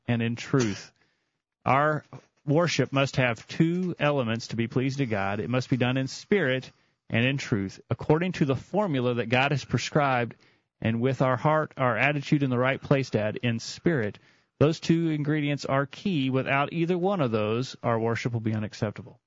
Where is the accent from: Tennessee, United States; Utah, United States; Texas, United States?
Tennessee, United States; we're from Tennessee